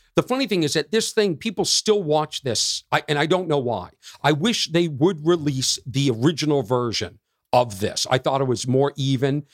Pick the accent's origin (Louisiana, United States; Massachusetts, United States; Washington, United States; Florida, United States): Massachusetts, United States; Boston; we're both from Boston